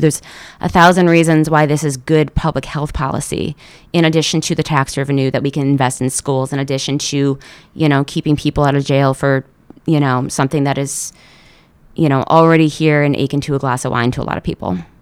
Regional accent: Seymour, Connecticut, United States; I'm a Valley person. Um, I grew up in Seymour.

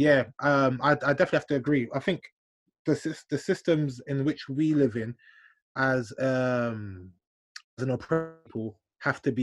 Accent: London, United Kingdom; Black Londoner

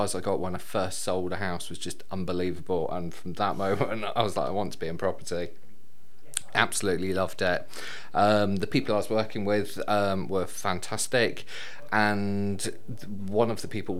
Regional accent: Bournemouth, South West England, United Kingdom; I'm originally from Bournemouth

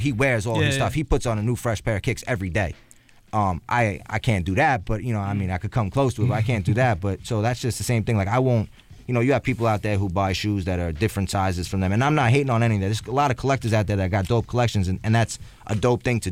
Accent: New York City, New York, United States; I grew up in Staten Island

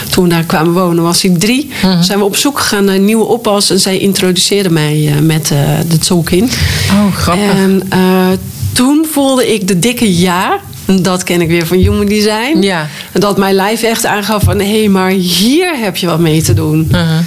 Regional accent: Hoorn, North Holland, Netherlands; now in Drenthe, Netherlands; Wij zijn van Noord-Holland, van Horen, verhuisd naar eh, Drenthe. En in eerste instantie wonen we in Drenthe. Dus we hebben, en wij kenden echt niemand daar. We hebben geen roots daar.

